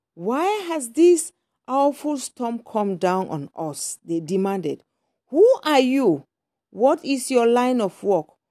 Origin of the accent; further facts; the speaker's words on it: Cameroon; moved away; I'm from Cameroon, from a Christian background.